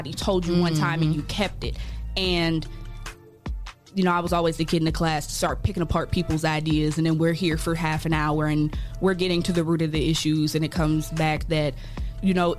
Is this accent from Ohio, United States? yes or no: yes; Columbus, Ohio, United States; also born or lived in Bowling Green, Ohio; I'm born and raised in Columbus, Ohio. Moved out in the greater Toledo area, Bowling Green area, for school